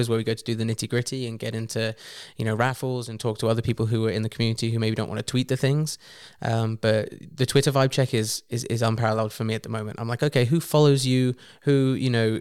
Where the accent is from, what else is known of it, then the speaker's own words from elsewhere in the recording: England, United Kingdom; from being English